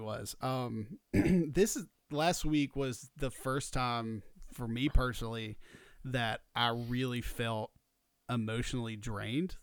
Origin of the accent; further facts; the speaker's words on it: Georgia, United States; We're from Georgia, so college football means a lot